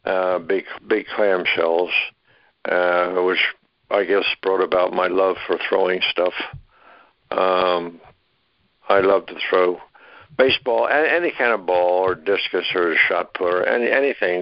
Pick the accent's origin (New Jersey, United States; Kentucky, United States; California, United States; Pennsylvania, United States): Pennsylvania, United States; Philadelphia; moved away; also born or lived in Upper Darby, Pennsylvania / Florida; I was born in Philadelphia, Pennsylvania